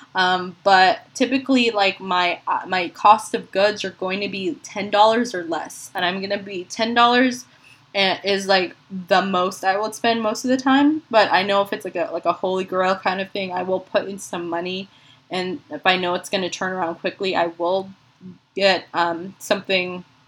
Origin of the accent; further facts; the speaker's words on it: Philippines; now in San Antonio, United States; being a Filipina